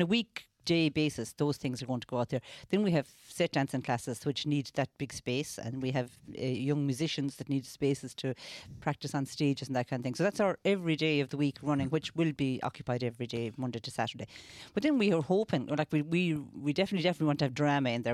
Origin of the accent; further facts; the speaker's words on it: near Tulla, East Clare, Munster, Ireland; I'm from Glandery.